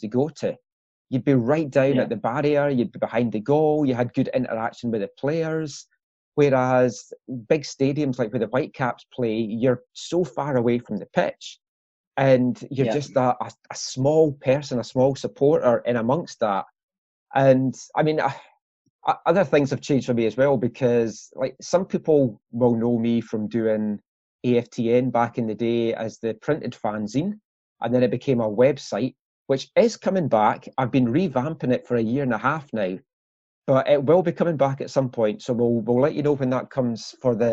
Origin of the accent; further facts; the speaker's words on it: Glenrothes, Scotland, United Kingdom; I grew up in Glenrothes